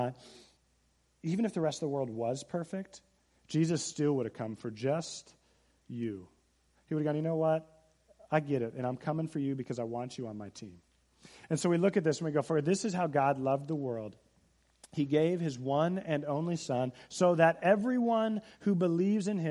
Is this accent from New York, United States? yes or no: no; Seattle, Washington, United States; I'm from Seattle area, and we got to look at Mount Rainier.